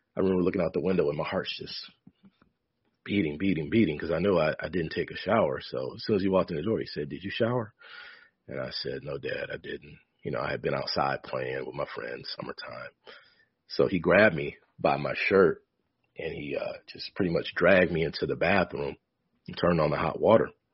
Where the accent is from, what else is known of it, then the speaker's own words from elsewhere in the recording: Michigan, United States; also born or lived in Ohio; I grew up in Michigan, by the way. Parents moved from Ohio to Michigan. I was born in Ohio.